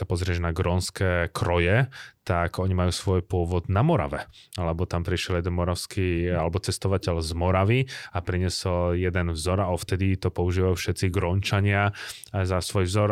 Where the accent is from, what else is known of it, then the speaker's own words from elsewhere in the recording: Bratislava, Bratislava Region, Slovakia; also born or lived in Ostrava, Czech Republic; Ja som z Bratislavy